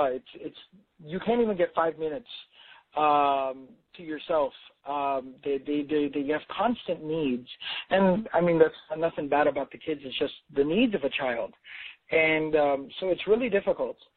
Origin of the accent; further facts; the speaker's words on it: Dallas, Texas, United States; I'm from Dallas, so we have a lot of corporations and, you know, corporate work settings here